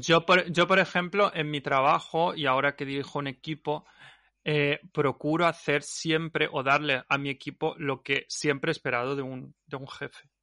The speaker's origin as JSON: {"language": "Spanish", "area": "Alicante", "region": "Valencian Community", "country": "Spain", "tie": "born or raised there", "also_born_or_lived": "Ibiza / Mallorca", "said": "mi pueblo"}